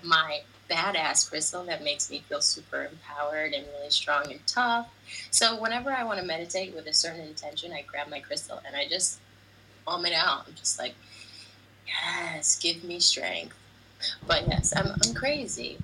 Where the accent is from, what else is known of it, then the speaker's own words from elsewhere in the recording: United States; moved away as an adult; now in Italy; Sono americana, I'm American.